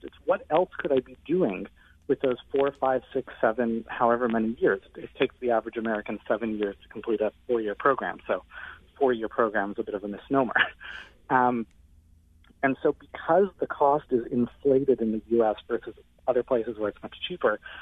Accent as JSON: {"language": "English", "country": "Canada", "said": "I'm actually Canadian"}